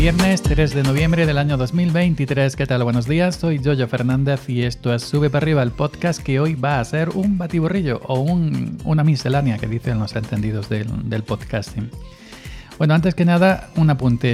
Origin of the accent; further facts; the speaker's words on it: Granada, Andalusia, Spain; now in Córdoba, Spain; yo soy de Granada, aunque resido en Córdoba, los dos somos andaluces